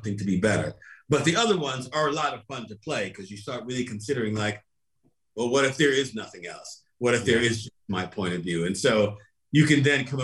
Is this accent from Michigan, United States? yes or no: no; New York City, New York, United States; I grew up in Brooklyn